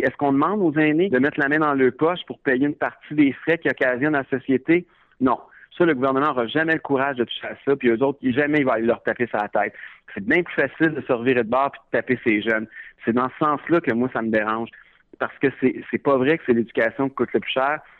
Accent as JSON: {"language": "French", "region": "Quebec", "country": "Canada", "said": "en tant que Québécois, en tant que jeune"}